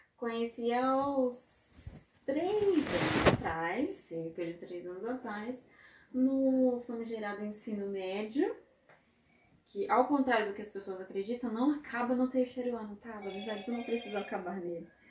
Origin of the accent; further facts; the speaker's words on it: Brazil; a gente é brasileiro raiz aqui